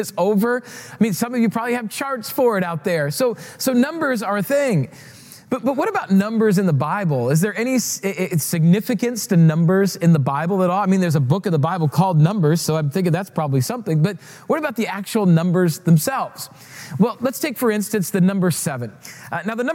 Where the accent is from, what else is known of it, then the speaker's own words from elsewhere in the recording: Rapid City, South Dakota, United States; moved away; I grew up in Rapid City, South Dakota